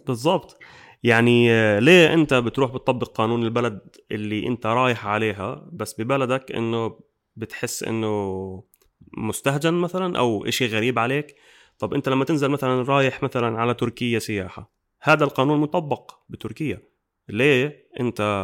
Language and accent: Arabic; Jordan; احنا عندنا بالاردن